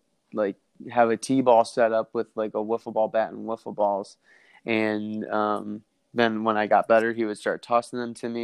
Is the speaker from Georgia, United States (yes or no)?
no; Batavia, New York, United States; I was born and raised in Batavia, New York, about 45 minutes east of Buffalo and west of Rochester